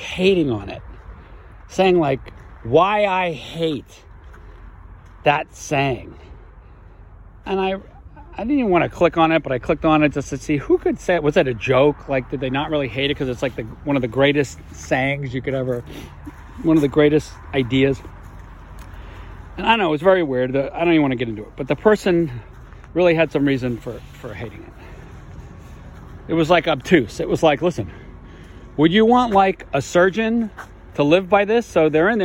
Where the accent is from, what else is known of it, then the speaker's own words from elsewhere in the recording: New York, United States; moved away as an adult; now in Vermont, United States; I grew up in New York in the 60s and 70s